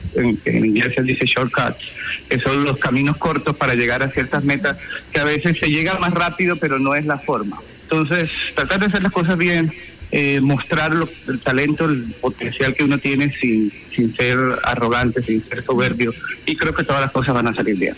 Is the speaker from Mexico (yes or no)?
no; Barranquilla, Atlántico, Colombia; moved away as an adult; now in United States; en mi tierra, en la Arenosa